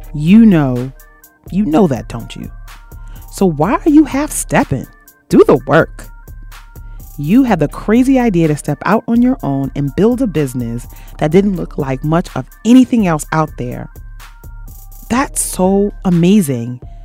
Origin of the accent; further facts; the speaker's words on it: Jamaica; I am Jamaican